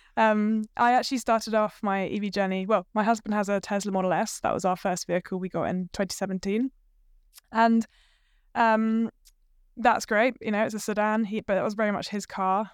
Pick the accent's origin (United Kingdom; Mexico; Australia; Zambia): United Kingdom; moved away as an adult; also born or lived in London; now in Hamilton, New Zealand; I'm not actually from New Zealand originally. I'm from the U K, but I have married a Kiwi, so that's why I'm here.